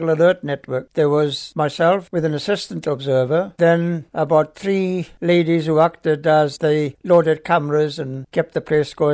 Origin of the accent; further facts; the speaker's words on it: Wales, United Kingdom; accent: Welsh; moved away as an adult; also born or lived in London / Woomera, Australia; now in Australia; I've got a Welsh accent.